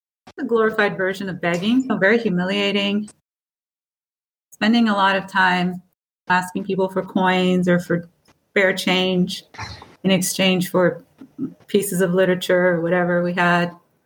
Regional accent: Portugal; born there; I was born in Portugal, and I had a total of 5 brothers and sisters.

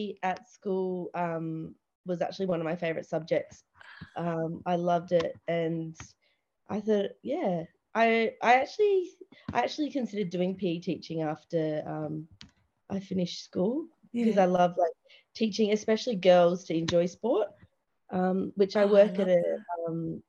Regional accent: Launceston, Tasmania, Australia; moved away as an adult; now in Adelaide, Australia; I grew up in Launceston with my family, and I've been there ever since, but now in Adelaide

